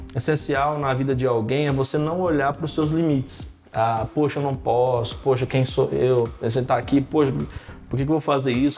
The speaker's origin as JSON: {"language": "Portuguese", "town": "Carmo do Rio Claro", "region": "Minas Gerais", "country": "Brazil", "tie": "born or raised there", "also_born_or_lived": "São Paulo", "moved": "as an adult", "said": "quando eu tinha 14 para 15 anos, lá no interior de, de Minas Gerais, cidade chamada Carmo do Rio Claro"}